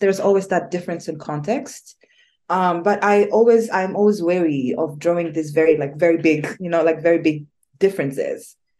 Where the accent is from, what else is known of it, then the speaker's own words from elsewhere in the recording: Rwanda; moved away; I am originally born and raised in Rwanda, but I I live in different spaces.